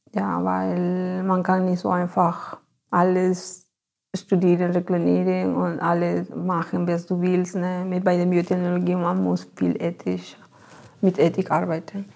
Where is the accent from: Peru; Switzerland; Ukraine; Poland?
Peru; Ayacucho; German is a second language; moved away as an adult; also born or lived in Lima, Peru; now in Germany; ich komme aus Ayacucho. Ne? Das ist eine Stadt äh, von den Anden